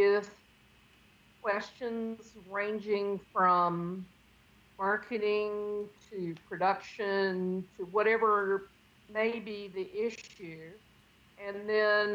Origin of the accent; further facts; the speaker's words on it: Pender County, North Carolina, United States; I'm a North Carolina native from Pender County